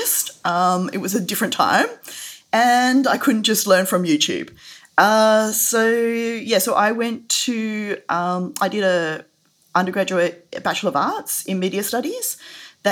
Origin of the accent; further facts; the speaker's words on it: country Western Australia, Australia; also born or lived in Perth; I grew up in Western Australia, so I grew up in, I actually grew up in country Western Australia